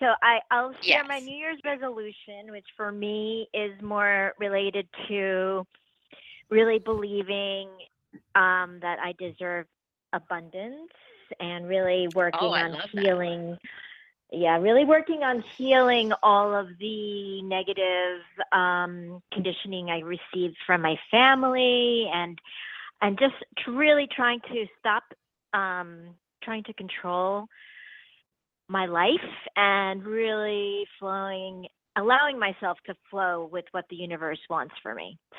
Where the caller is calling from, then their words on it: San Diego, California, United States; I'm calling from San Diego.